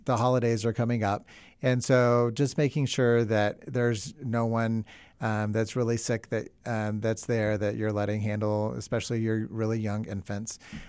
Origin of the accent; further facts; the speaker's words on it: the South, United States; moved away; also born or lived in New York City; I'm from the South